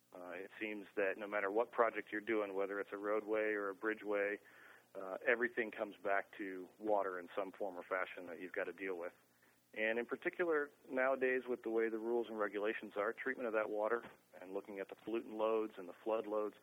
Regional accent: Lexington, Kentucky, United States; As I was growing up in Lexington, Kentucky, I spent my time in high school there

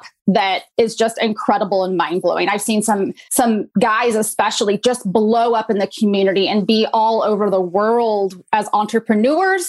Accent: Pacific Northwest, United States; I grew up in the Pacific Northwest

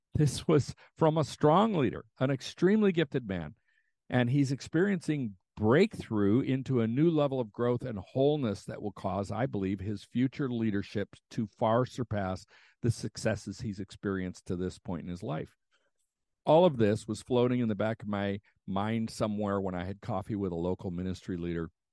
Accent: United States; as an American

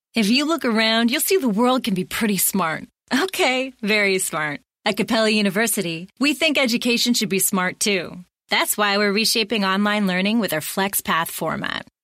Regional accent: Greece; moved away; the ancient philosophers that I was brought up with in Greece

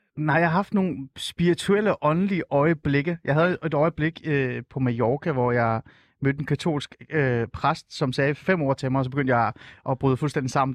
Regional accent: Helsingør, Capital Region of Denmark, Denmark; Jeg voksede op i Helsingør øh, mm. og gik på Helsingør Gymnasie

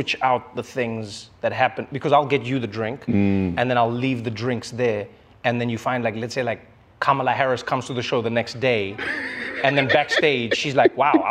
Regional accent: South Africa; as a South African

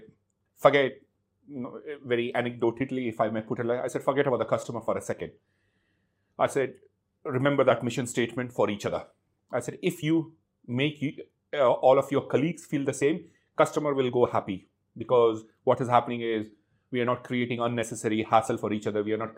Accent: India; I'm born and brought up in India. I've been raised in a defense family. My dad was in the Indian Army.

